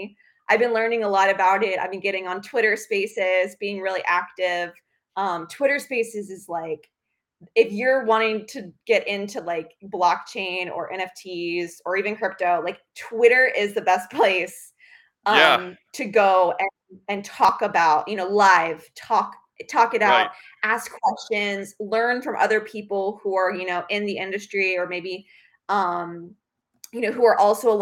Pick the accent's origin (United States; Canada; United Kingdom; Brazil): United States; Sarasota, Florida; moved away; also born or lived in Bradenton, Florida / Europe; I grew up in Florida. I grew up in Sarasota, Bradenton, Florida